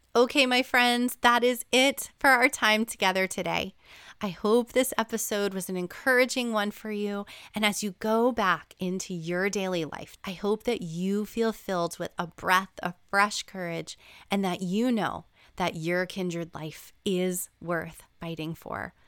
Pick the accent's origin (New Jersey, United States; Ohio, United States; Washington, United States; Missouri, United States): New Jersey, United States; moved away; my hometown in New Jersey when I went to visit my parents